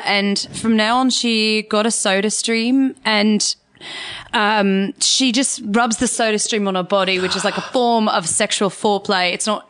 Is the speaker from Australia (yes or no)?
yes; Tasmania, Australia; A lot of people think that, but no. I'm actually from Tasmania.